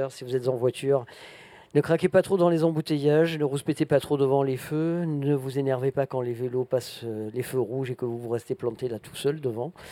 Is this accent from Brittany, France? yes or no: no; Grenoble, Auvergne-Rhône-Alpes, France; De Grenoble.